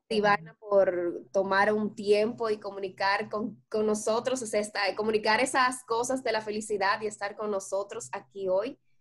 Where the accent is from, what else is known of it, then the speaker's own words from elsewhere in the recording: Dominican Republic; nosotros como dominicanos